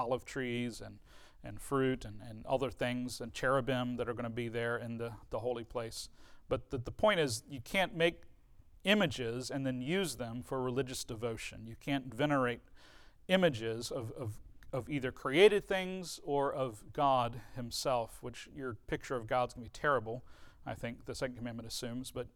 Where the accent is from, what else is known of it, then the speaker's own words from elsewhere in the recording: United States; an American person